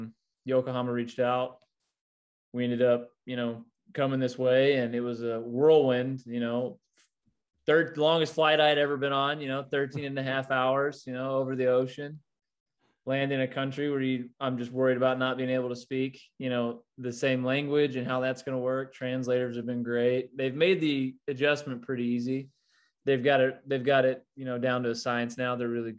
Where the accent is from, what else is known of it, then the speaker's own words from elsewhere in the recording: United States; Obviously, growing up in the States, you want to be in the, you know, MLB.